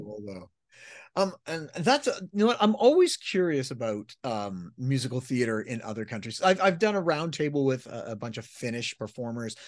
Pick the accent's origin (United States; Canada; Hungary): Canada; As a Canadian